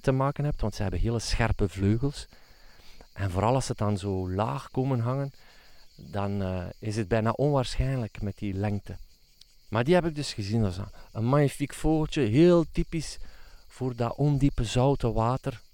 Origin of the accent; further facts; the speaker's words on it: Flanders, Belgium; bij ons in Vlaanderen